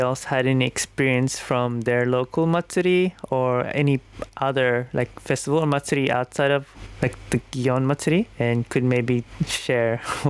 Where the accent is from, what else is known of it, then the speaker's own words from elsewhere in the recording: Sydney, New South Wales, Australia; I come from Sydney, Australia